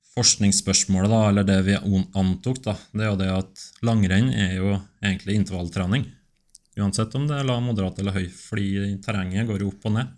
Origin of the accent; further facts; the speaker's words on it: Steinkjer, Trøndelag, Norway; Jeg er fra Steinkjer